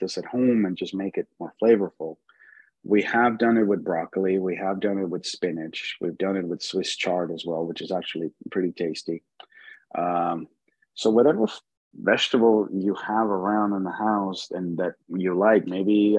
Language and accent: English; Mexico; I was born in Mexico.